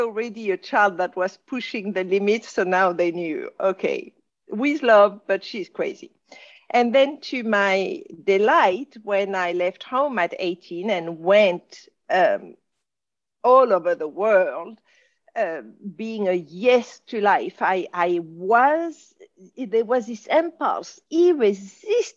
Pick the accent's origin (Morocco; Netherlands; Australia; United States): Morocco; Casablanca, Casablanca-Settat; accent: French; English is a second language; also born or lived in France; I was being brought up in Casablanca.